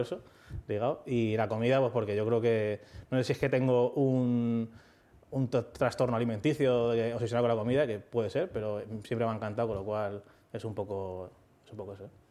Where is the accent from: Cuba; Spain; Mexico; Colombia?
Spain; Leganés, Community of Madrid; tengo 13 años, no sé qué, soy de Leganés